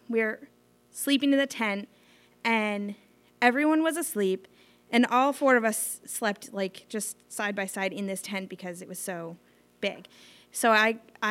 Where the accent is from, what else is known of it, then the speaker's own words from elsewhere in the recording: Sandwich, Massachusetts, United States; I grew up in Sandwich, so we went to Nickerson State Park